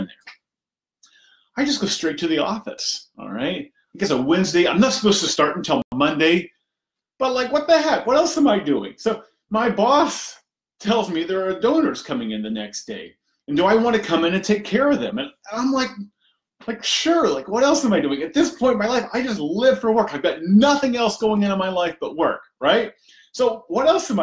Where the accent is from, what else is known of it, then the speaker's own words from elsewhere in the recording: Indiana, United States; I grew up in Indiana, simple background, simple upbringing.